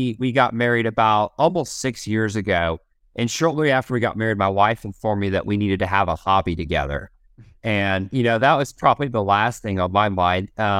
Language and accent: English; Oklahoma, United States; born there; So I was born in Oklahoma. I'm an Okie by birth, and we have an ice cream local to here called Brahms.